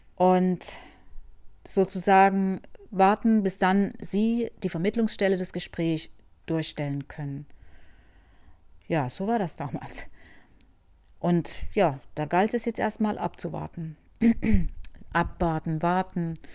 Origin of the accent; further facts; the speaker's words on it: Germany; moved away as an adult; ich als äh, Deutsche, ja oder ehemalige Deutsche und mein Sohn wieder zurückkommen können